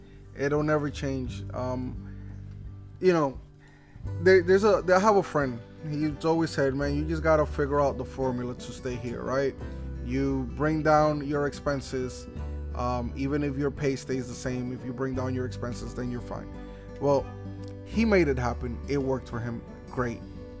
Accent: Newark, New Jersey, United States; I was raised in Newark. Newark was definitely not the greatest place to have a childhood.

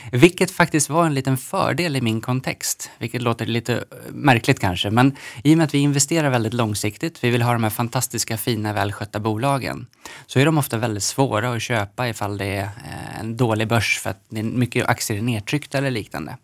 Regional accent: Knivsta, Uppsala County, Sweden; Jag är uppvuxen i Knivsta mellan eh, Stockholm och Uppsala.

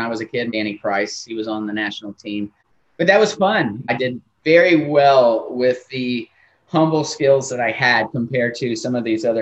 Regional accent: Tampa, Florida, United States; Grew up in Tampa, Florida

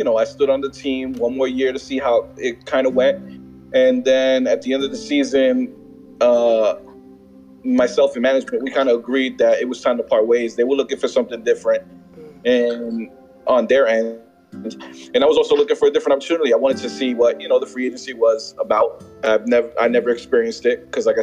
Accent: New York City, New York, United States; Born and raised in the Bronx

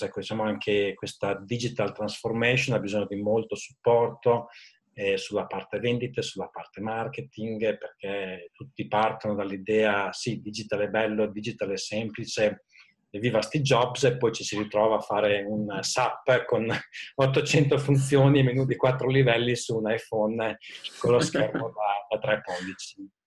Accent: Modena, Emilia-Romagna, Italy; also born or lived in London / Zurich; sono originario di Modena, dove attualmente vivo con eh, la famiglia

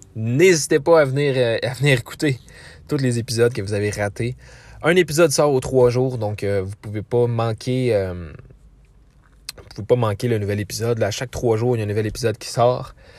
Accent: Quebec, Canada

